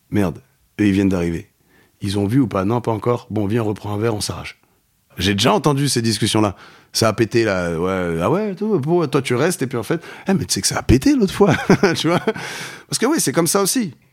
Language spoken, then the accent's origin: French; Saint-Ouen, Île-de-France, France; C'est le groupe que j'écoutais chez moi quand j'étais petit à Saint-Ouen.